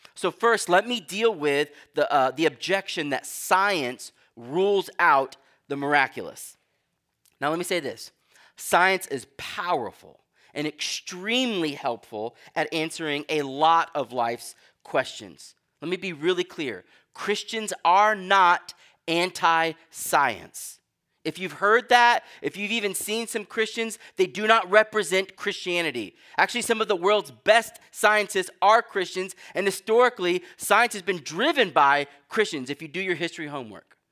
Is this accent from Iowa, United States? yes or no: no; Texas, United States; now in New England, United States; I'm from Texas